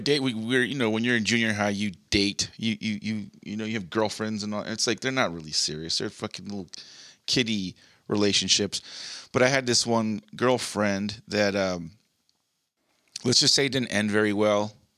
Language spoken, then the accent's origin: English; Montebello, California, United States; also born or lived in Whittier; Montebello, like the, the city I grew up in, I was born in Whittier, but the mo, the city I kind of was raised mostly